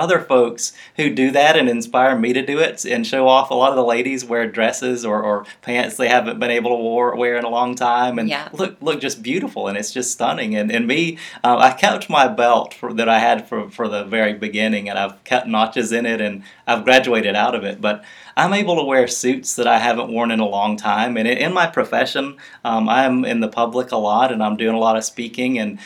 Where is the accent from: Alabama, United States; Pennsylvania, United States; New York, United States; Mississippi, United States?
Alabama, United States; Mobile; I grew up in Mobile, Alabama